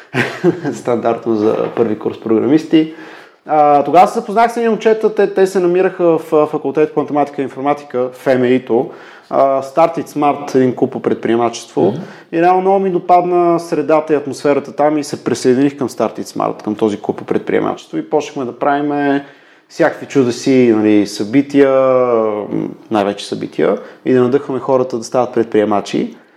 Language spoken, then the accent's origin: Bulgarian; Pleven, Pleven Province, Bulgaria; moved away; also born or lived in Sofia; Аз съм от Плевен. Там съм учил в Мегето в Плевен